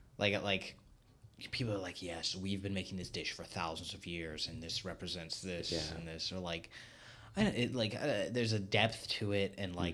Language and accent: English; United States; Yeah, I mean, like I say I'm half American, but like my mom's, you know, Irish or whatever.